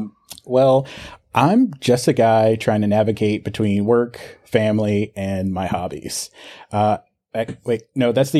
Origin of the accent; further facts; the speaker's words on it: South Carolina, United States; also born or lived in Bronx, New York / Georgia; Yes, I was born in the Bronx, Boogie Down. And yeah, so I lived there until I was about five. And then I spent most of my time between South Carolina and Georgia during my formidable teenage years.